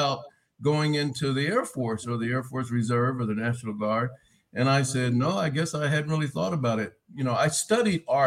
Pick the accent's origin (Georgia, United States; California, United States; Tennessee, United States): California, United States; Riverside; I'm from Southern California, Riverside, California